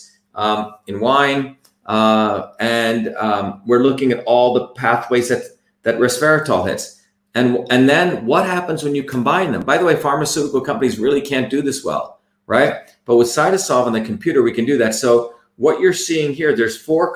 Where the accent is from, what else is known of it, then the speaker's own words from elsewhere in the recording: India; When I grew up in India